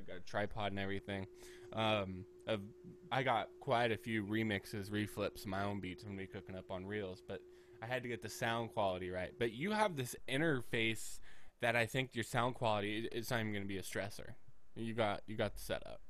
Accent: United States; As an American

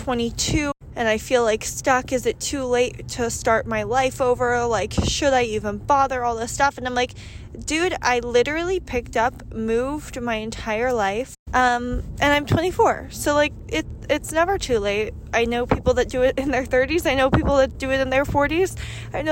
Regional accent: United States; I am American

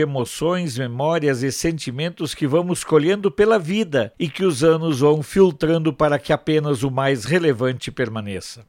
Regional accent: Candelária, Rio Grande do Sul, Brazil; moved away; Quando me perguntam de onde sou, sempre digo que sou de Candelária

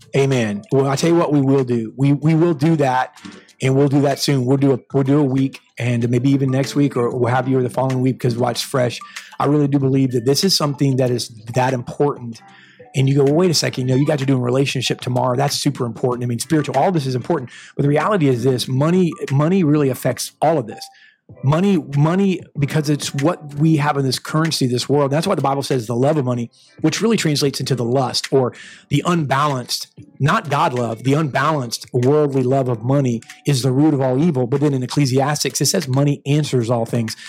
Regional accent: United States; I'm American to the bone

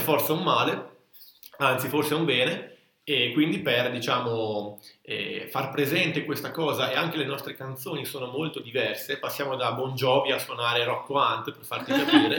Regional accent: Italy; andavo in quinta elementare nel mio paesino qua vicino a Borzano

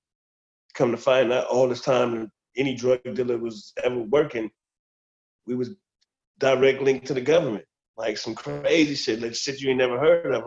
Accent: Compton, California, United States; born and raised in Compton all my life

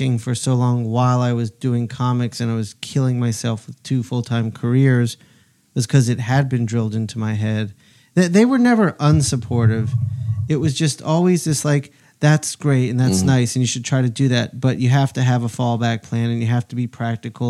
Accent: Columbia, Maryland, United States; also born or lived in New Jersey / New York; I grew up outside of DC in Columbia, Maryland

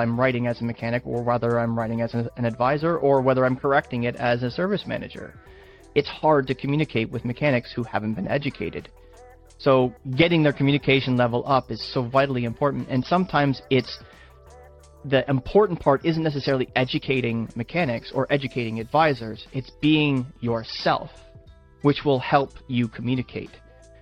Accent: Canada; I'm Canadian

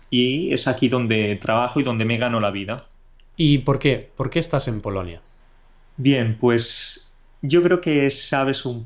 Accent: Catalonia, Spain; born there; also born or lived in Andalusia; No, soy de tanto del norte como del sur. ¿Por qué? Porque soy catalán de nacimiento, aunque he pasado, he vivido durante muchos años en Anda

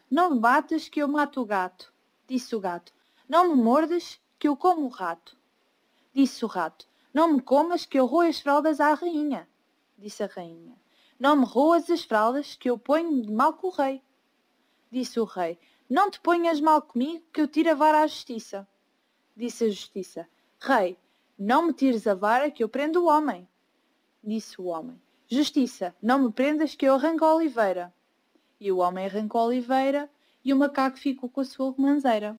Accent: Portugal; tenho 17 anos e sou de Portugal.

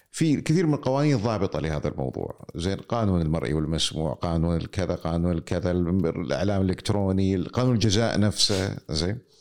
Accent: Kuwait; عندنا في الكويت

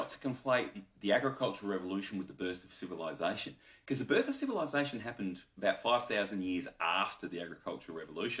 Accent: Australia; So I'm an Australian

